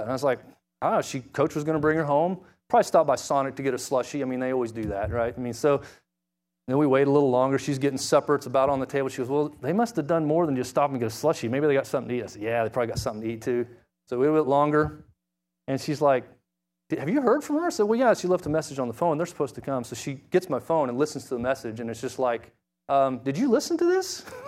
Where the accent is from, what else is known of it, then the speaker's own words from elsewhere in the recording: Springfield, Missouri, United States; I grew up in Springfield, Missouri